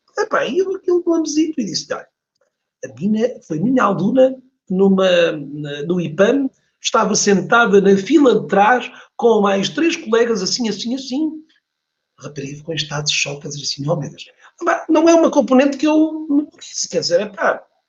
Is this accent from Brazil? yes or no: no; Porto, Norte, Portugal; eu nasci no Porto, nasci no Porto